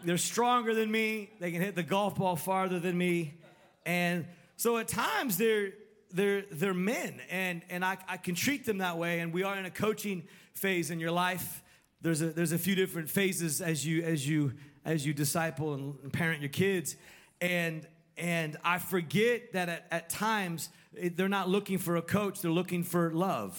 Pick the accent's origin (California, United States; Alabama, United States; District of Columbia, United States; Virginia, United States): California, United States; when I was growing up in California